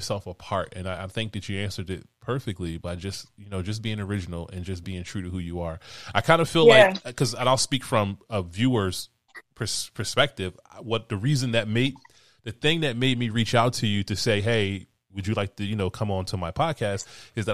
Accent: Philadelphia, Pennsylvania, United States; I'm from Philly

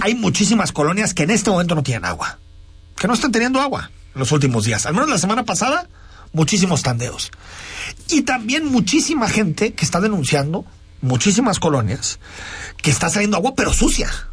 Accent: Guadalajara, Jalisco, Mexico; como tapatíos

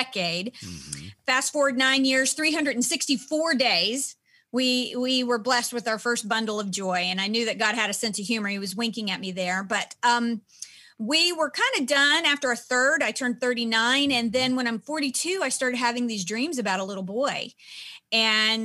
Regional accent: Nashville, Tennessee, United States; I'm from Nashville

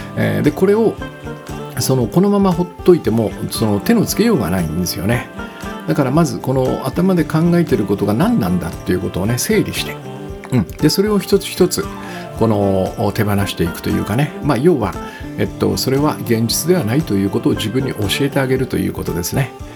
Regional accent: Kisarazu, Chiba, Japan; moved away; 私の実家が千葉のね君津という場所で、まあ、木更津かな今はうん木更津という場所で

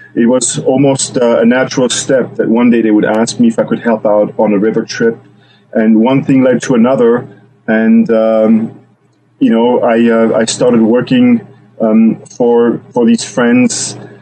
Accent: Switzerland; now in Juneau, United States; I grew up in Switzerland

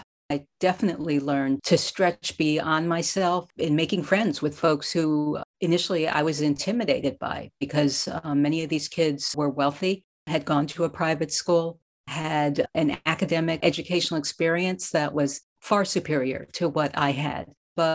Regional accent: New York City, New York, United States; I grew up in a working class neighborhood with a loving mom and dad and a working class family in Queens, New York, in Jamaica, St. Albans.

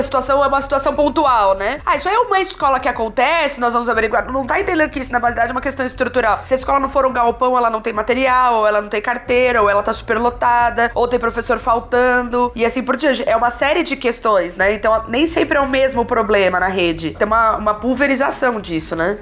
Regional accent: ABC, São Paulo, Brazil; Eu sou do, do ABC

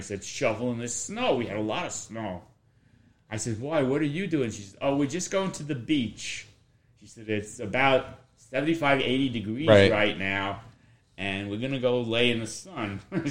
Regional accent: Woodridge, New York, United States; Woodridge. I grew up in Woodridge.

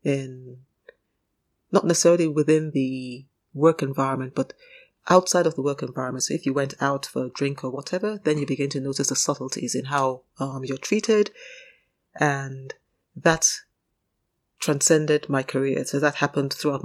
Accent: Nigeria; moved away as an adult; now in United Kingdom; I grew up in Nigeria. Remember, I spent my formative years in Nigeria, although I was born in the UK.

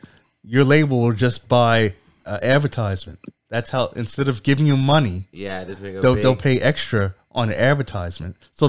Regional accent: Canada; I'm Canadian.

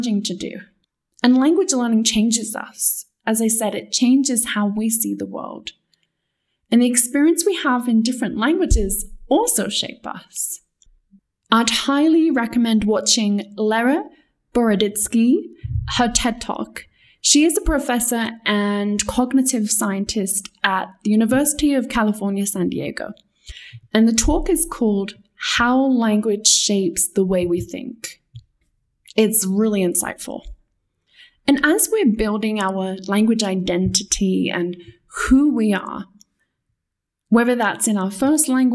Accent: England, United Kingdom; first language English; moved away as an adult; also born or lived in Spain / Mexico; I was from England

